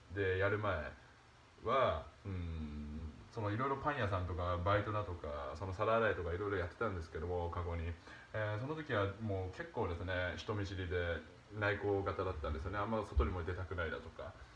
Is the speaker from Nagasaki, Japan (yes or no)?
yes; Nagasaki, Japan; 僕、まあ、長崎の出身なんですけどもその長崎の小学校